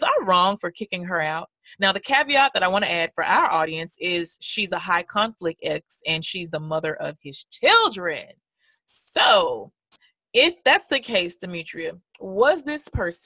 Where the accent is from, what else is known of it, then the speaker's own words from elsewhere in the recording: Memphis, Tennessee, United States; I'm from Memphis, Tennessee